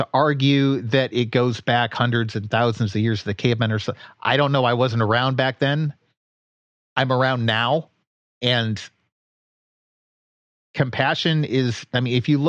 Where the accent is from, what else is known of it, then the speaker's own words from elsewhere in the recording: D.C., District of Columbia, United States; also born or lived in Detroit, Michigan / Cleveland, Ohio; I grew up outside of Detroit. I've grown up most of my life outside of Washington, D.C.